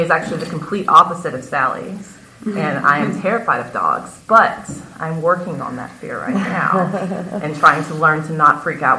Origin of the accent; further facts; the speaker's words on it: Austin, Texas, United States; now in Dallas, United States; I am originally from Austin, Texas. I went to North Texas for undergrad, and then I went back to Austin to go to law school at UT. I spent the first 5.5 years of my practice in Austin, and then followed Sally back to Dallas